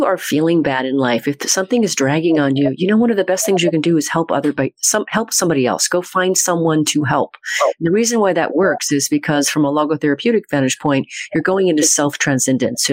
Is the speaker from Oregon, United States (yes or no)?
yes; Eastern Oregon, United States; We're both from Eastern Oregon